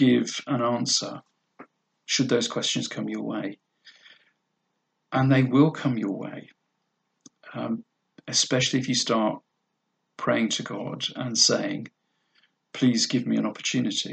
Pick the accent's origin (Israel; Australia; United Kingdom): United Kingdom; we're British